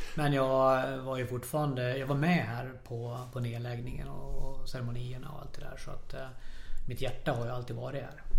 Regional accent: Falun, Dalarna County, Sweden; Jag är född och uppvuxen här i Falun

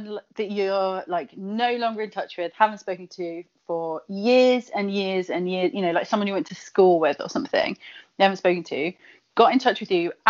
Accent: Kent, South East England, United Kingdom; accent: Kent; where I grew up in Kent, where the accent is harsher than a cheese grater

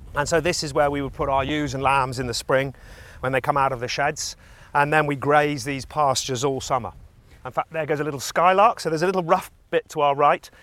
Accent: the Cotswolds, England, United Kingdom; I'm a farmer from the Cotswolds

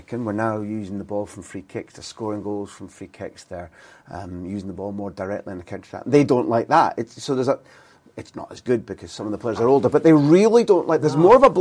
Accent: Aberdeen, Scotland, United Kingdom; I grew up in Aberdeen

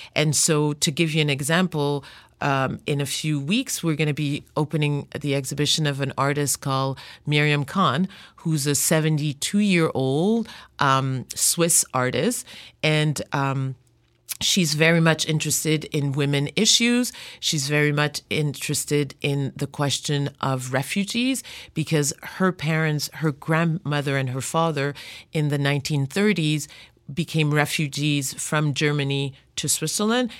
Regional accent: Montreal, Quebec, Canada; also born or lived in Democratic Republic of the Congo; raised in Montreal

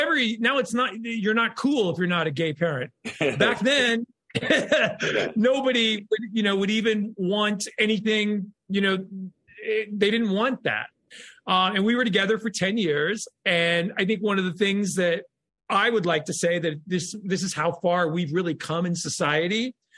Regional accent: California, United States; Orange County. Yeah, Orange County.

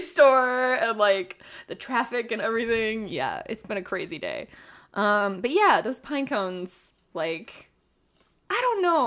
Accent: Eugene, Oregon, United States; I was raised in Eugene, Oregon

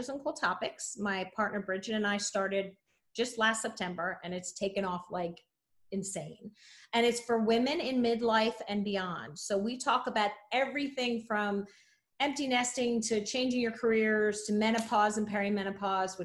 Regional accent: New Jersey, United States; I'm from Jersey. So we have very distinct accents

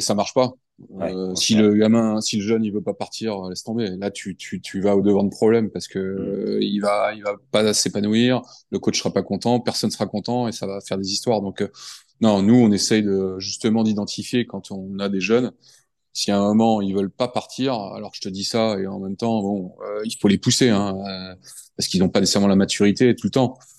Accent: France; also born or lived in United States; je suis français

